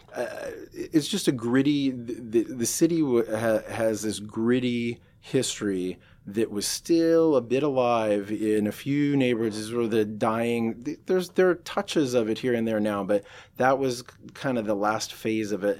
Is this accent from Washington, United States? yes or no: yes; Seattle, Washington, United States; moved away as an adult; I grew up in North Seattle